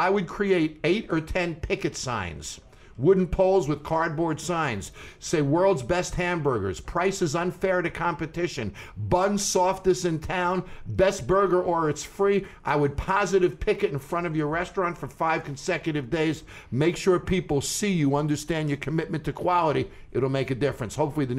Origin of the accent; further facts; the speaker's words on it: Great Neck, New York, United States; Great Neck, Long Island, not far from here.